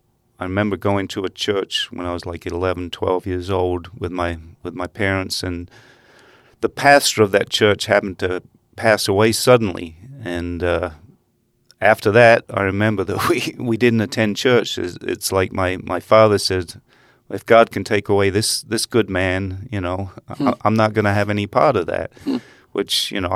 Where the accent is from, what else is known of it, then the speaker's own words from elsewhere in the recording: England, United Kingdom; I did, and it's very strange.